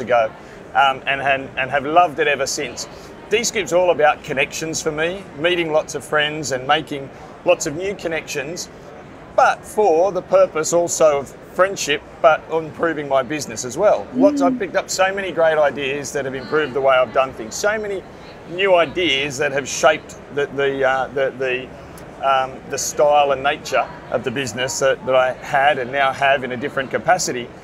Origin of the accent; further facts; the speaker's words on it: Sydney, New South Wales, Australia; I come from Sydney, Australia, where I'm a PSP, a print service provider, working in a company called Blue Star Print